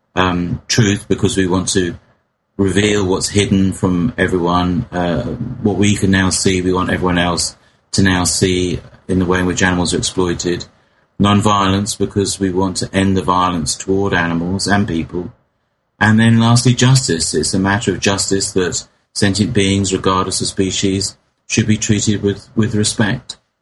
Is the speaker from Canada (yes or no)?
no; England, United Kingdom; in my hometown in England